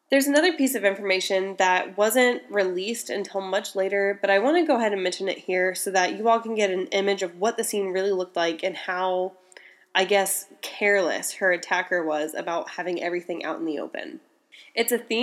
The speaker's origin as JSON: {"language": "English", "region": "Indiana", "country": "United States", "said": "Indiana, my home state"}